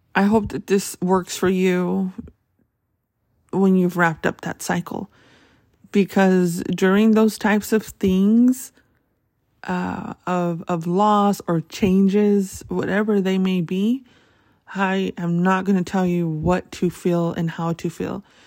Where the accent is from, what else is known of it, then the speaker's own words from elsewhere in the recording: Tucson, Arizona, United States; That's my hometown